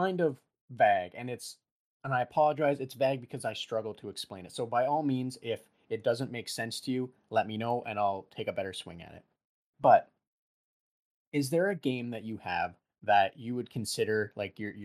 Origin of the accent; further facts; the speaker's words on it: Canada; we are Canadian